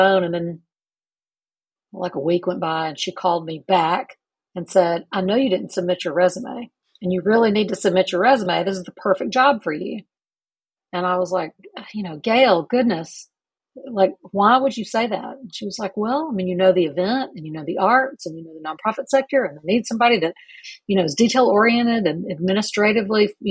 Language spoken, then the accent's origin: English; Talladega, Alabama, United States; also born or lived in Anniston, Alabama / Hoover, Alabama / Pell City, Alabama / Auburn, Alabama; now in Birmingham, United States; I was born in Anniston, Alabama, and spent the first 9 years of life in Talladega, Alabama. Very short stint in Hoover, then a move to Pell City, where I completed middle and high school.